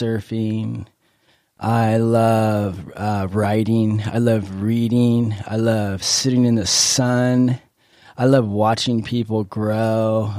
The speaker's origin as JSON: {"language": "English", "town": "Encinitas", "region": "California", "country": "United States", "tie": "born or raised there", "said": "I grew up in Encinitas"}